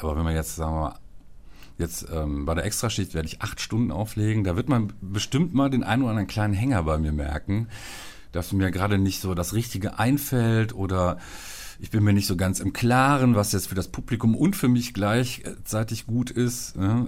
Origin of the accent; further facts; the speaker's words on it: Viersen, North Rhine-Westphalia, Germany; da, wo ich groß geworden bin in Viersen